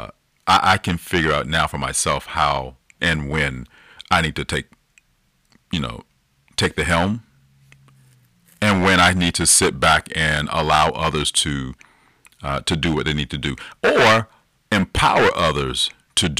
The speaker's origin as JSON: {"language": "English", "town": "Decatur", "region": "Georgia", "country": "United States", "tie": "born or raised there", "said": "a middle-class family living in DeKalb County down in Georgia. Or for a good portion of my life, we grew up in Decatur"}